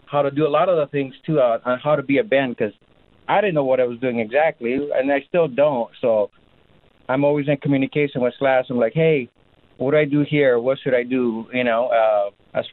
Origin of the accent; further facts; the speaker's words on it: Greece; now in Los Angeles, United States; My dad was a drummer back in the days, and he was a professional musician, and we grew up in Greece.